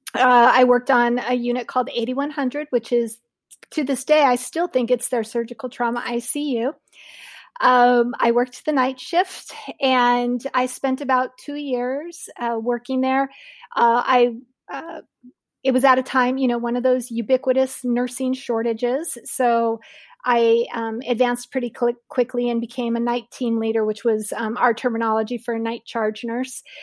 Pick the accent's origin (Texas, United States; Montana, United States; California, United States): California, United States; Southern; Loma Linda University is not very far from the town that I grew up in southern in Southern California